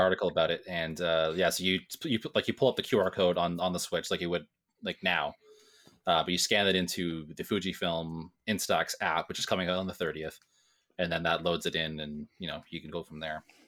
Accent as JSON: {"language": "English", "region": "Ontario", "country": "Canada", "said": "I'm farther away from Toronto, but, you know, where the sun rises and sets in Ontario"}